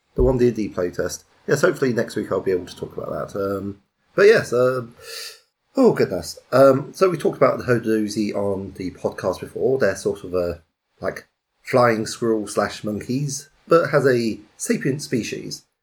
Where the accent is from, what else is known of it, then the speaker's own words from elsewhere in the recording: United Kingdom; as British people